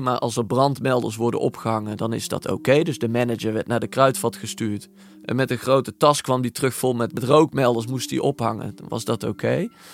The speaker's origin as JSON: {"language": "Dutch", "country": "Netherlands"}